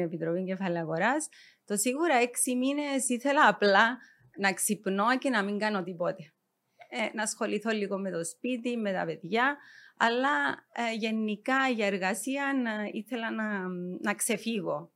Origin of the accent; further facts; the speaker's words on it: Nicosia, Nicosia District, Cyprus; γεννήθηκα στη Λευκοσία.